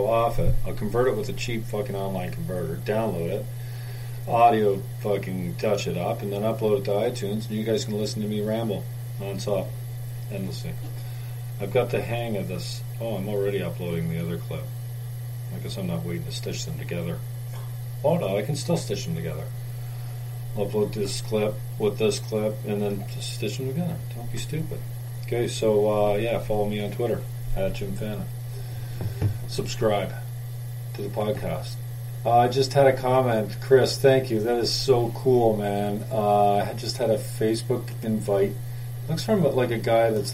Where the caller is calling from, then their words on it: St. Catharines, Ontario, Canada; I'm calling from St. Catharines. I'm calling from the north end, Port Dalhousie